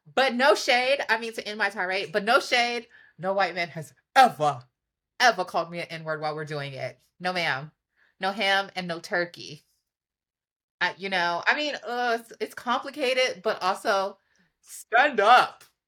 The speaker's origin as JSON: {"language": "English", "town": "New York City", "region": "New York", "country": "United States", "said": "I'm from Harlem."}